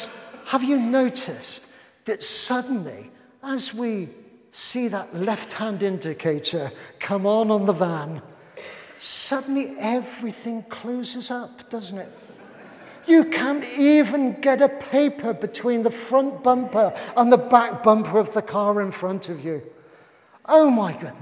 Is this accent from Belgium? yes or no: no; United Kingdom; we're British